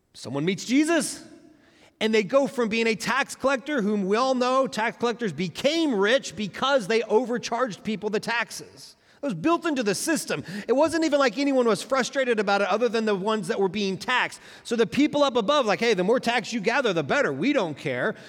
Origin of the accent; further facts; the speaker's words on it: Oklahoma, United States; moved away; also born or lived in Tulsa, Oklahoma; We're from Oklahoma originally